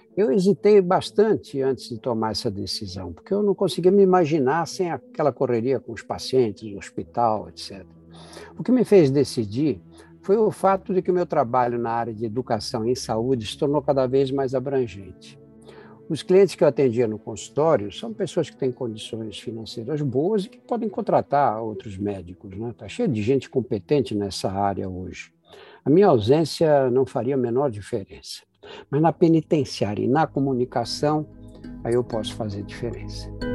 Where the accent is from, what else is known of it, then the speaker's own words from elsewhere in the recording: São Paulo, Brazil; do Brás, o bairro onde eu nasci e cresci